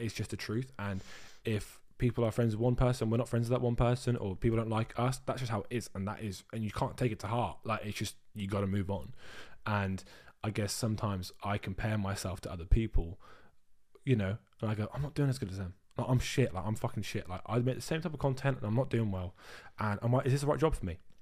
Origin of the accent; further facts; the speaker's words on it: Dorset, South West England, United Kingdom; now in Brighton, United Kingdom; I'm from Brighton, but I'm originally from Dorset.